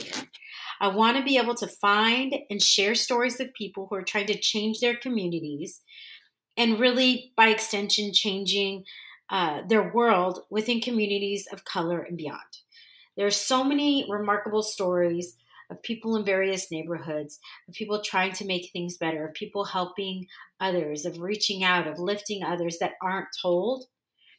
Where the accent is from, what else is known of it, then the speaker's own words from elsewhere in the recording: California, United States; first language English; moved away as an adult; also born or lived in Dallas, Texas / Orange County, California; now in San Diego, United States; I grew up in California, but I literally and figuratively found myself in Dallas for 15 years.